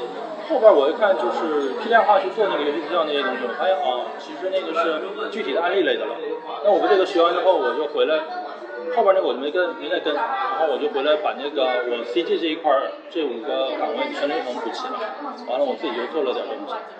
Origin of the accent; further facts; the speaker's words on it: Inner Mongolia, China; moved away; 在我老家那边，在内蒙那边。